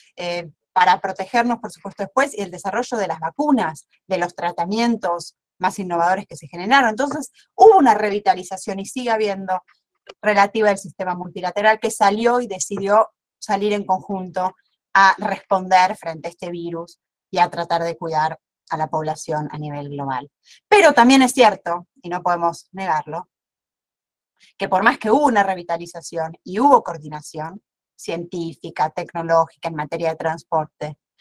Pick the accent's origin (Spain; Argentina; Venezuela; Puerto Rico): Argentina